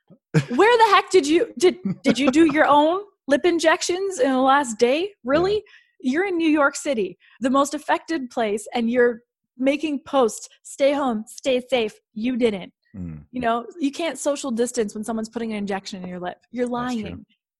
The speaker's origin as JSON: {"language": "English", "country": "Canada", "said": "I'm from Canada."}